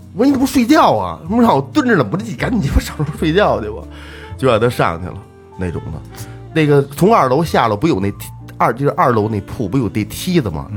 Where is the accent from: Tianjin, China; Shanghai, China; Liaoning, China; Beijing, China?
Beijing, China; Changping; 我说昌平